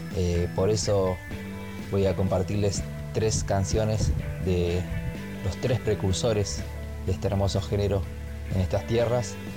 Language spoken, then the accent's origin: Spanish; Argentina; nuestro país